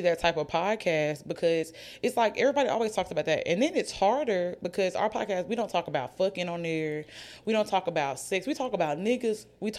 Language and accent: English; Oxford, United States; now in Birmingham, United States; neither one of us are from Birmingham. I'm from Oxford.